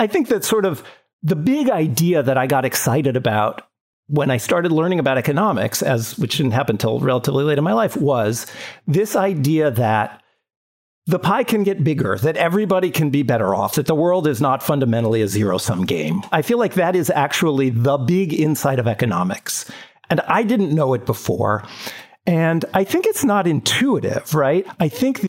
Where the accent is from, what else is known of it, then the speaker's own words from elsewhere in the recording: San Diego, California, United States; now in New York, United States; I grew up in San Diego